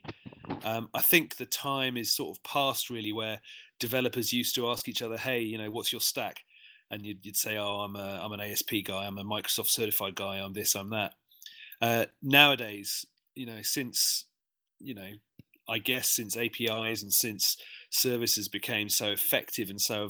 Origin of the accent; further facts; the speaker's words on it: London, United Kingdom; moved away as an adult; now in Sydney, Australia; I'm originally from London and I've been in Sydney for quite a long time.